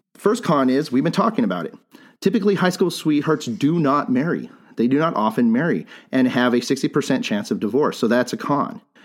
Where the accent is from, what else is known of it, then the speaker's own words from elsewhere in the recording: Bisbee, Arizona, United States; I'm from Bisbee